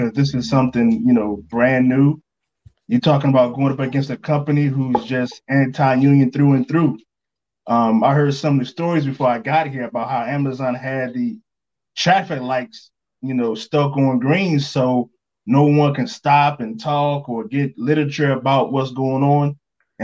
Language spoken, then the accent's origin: English; North Carolina, United States; So I'm from North Carolina, born and raised there.